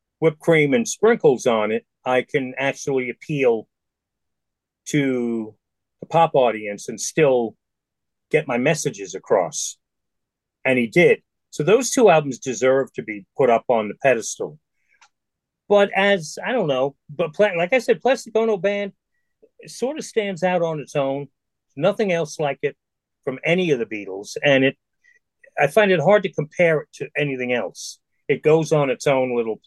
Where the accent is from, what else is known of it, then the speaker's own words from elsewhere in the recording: New York City, New York, United States; I was from the Bronx, and that was my world. My world was my neighborhood.